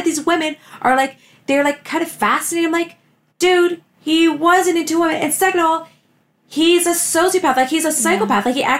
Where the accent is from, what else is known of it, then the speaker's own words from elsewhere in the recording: Toronto, Ontario, Canada; both Beth and I grew up in Scarborough